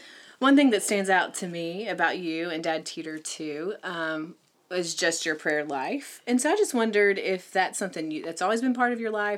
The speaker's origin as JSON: {"language": "English", "town": "Franklin", "region": "West Virginia", "country": "United States", "tie": "born or raised there", "moved": "yes", "lives_now": "Knoxville, United States", "said": "my hometown of Franklin, West Virginia"}